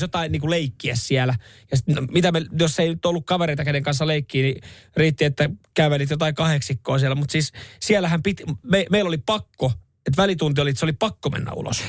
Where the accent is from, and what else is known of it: Seinäjoki, South Ostrobothnia, Finland; born or raised there